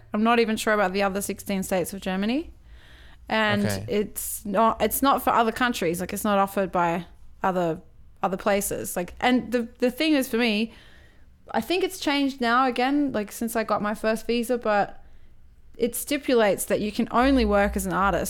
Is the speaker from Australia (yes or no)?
yes; Australia; And as an Australian person, like, you don't just get to go to the UK either.